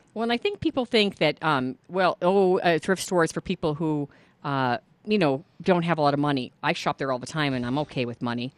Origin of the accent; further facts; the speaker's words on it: Boulder, Colorado, United States; I grew up in Boulder, Colorado for much of my childhood